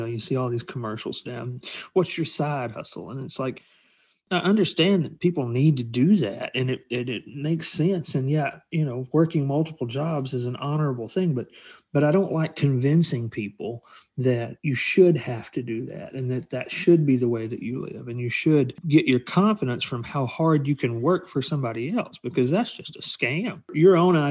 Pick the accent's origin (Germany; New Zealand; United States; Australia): United States; Alabama; I grew up in Alabama around working class people.